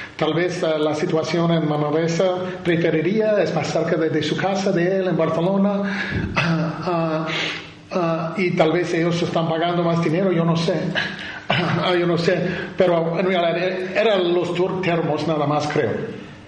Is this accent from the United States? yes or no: yes; Milwaukee, Wisconsin, United States; Spanish is a second language; moved away; cuando yo crecí como joven en Milwaukee, Wisconsin